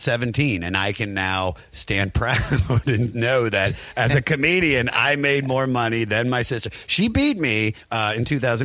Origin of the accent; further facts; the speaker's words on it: Maryland, United States; accent: Maryland; But just with my Maryland accent.